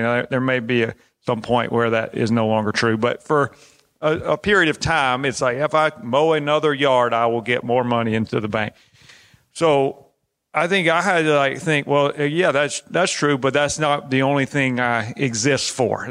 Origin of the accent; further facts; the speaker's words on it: Alabama, United States; I'm from Alabama.